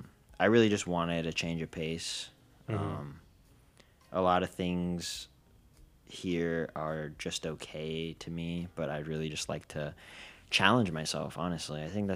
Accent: Texas, United States; I can't mention that I'm Texan.

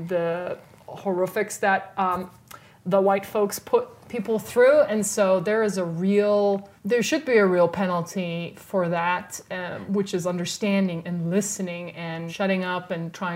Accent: South Africa; now in United States; someone South African who grew up in, literally, we call it the Rainbow Nation

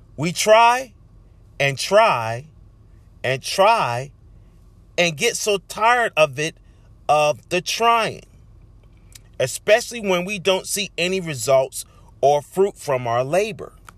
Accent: Charleston, South Carolina, United States; my hometown of Charleston, South Carolina

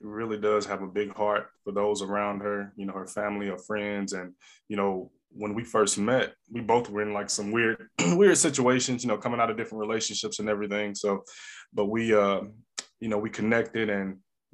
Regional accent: East St. Louis, Illinois, United States; moved away; also born or lived in Alabama; I'm originally from the St. Louis area, originally from East St. Louis, Illinois

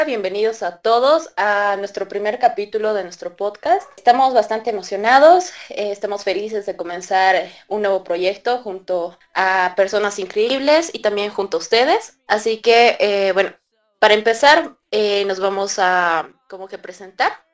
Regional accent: Bolivia; yo soy de Bolivia, creo que soy la única de Bolivia de acá

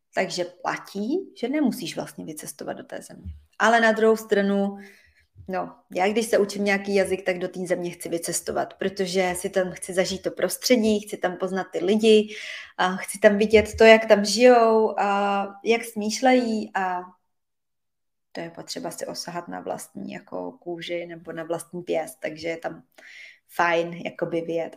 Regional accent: Czechia; also born or lived in Switzerland; now in Provence, France; já se osobně vždycky do Čech moc ráda vracím

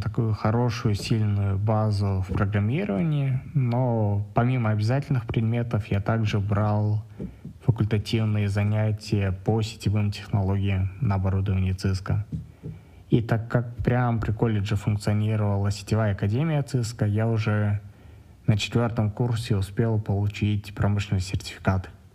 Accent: Astana, Kazakhstan; мне 30 лет, я из Астаны

